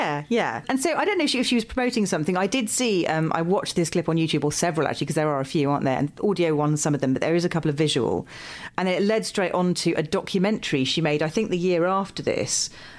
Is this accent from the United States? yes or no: no; England, United Kingdom; because I grew up in the Midlands for most of my childhood when we finally stopped moving house.